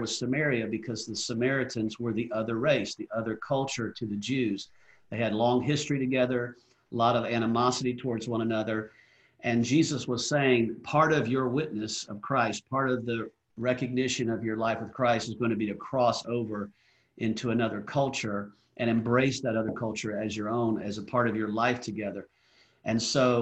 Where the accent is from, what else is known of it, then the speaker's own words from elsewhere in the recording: Atlanta, Georgia, United States; growing up in the South in Atlanta, Georgia